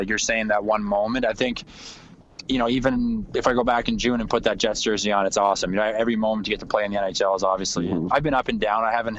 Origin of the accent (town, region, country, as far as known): Cape Breton Island, Nova Scotia, Canada; born or raised there; now in Winnipeg, Canada